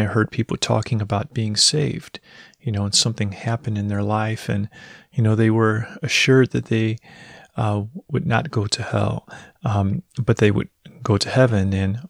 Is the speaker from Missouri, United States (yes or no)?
yes; Missouri, United States; I'm from Missouri. I joined the Navy at 18, got married at 18 as well.